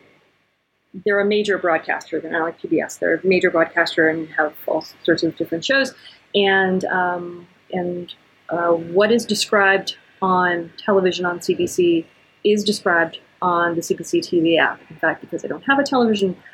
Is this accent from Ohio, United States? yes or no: yes; Ohio, United States; moved away; When I go back home to where I grew up in Ohio